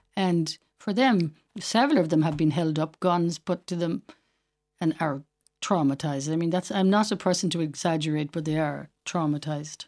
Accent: Westport, Connacht, Ireland; moved away as an adult; also born or lived in Dublin; now in Haiti; Outside of Westport, in a place called Carrier River, seven and a half miles outside Westport

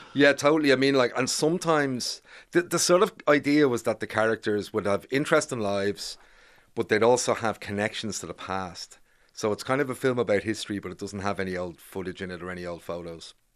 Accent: Bray, Leinster, Ireland; moved away as an adult; also born or lived in Grangegorman, Dublin; now in Dublin, Ireland; I grew up in Bray

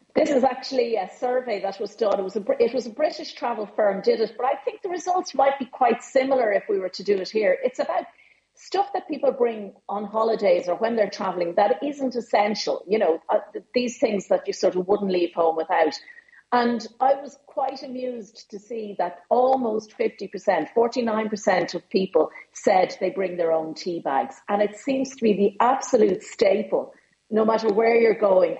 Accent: Ireland; being Irish

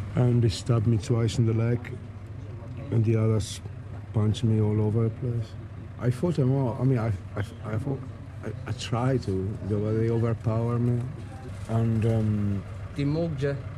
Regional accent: Italy; now in Dublin, Ireland; From Italy

